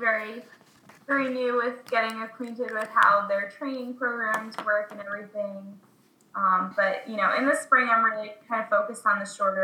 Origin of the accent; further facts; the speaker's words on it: Connecticut, United States; now in Brooklyn, United States; growing up in Connecticut, like, playing soccer my whole life